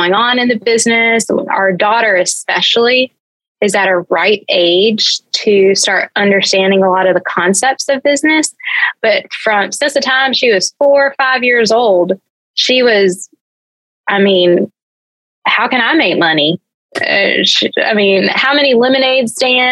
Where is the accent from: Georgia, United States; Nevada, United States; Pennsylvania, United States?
Georgia, United States; I grew up in Georgia